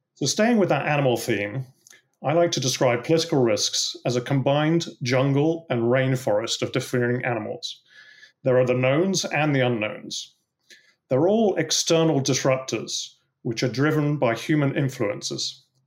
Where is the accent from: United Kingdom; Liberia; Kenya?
United Kingdom; England; you can probably tell from my accent that I, uh, grew up in England